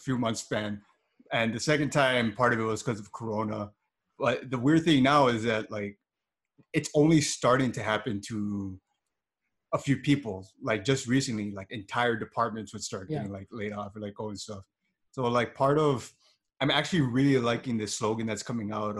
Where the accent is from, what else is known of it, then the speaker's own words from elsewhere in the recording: Hawaii, United States; Hawaii is kind of at this weird crossroads of like what we want our system to be. Cause we're like an American state, but there's a lot of effort getting put into, you know, not forgetting where we came from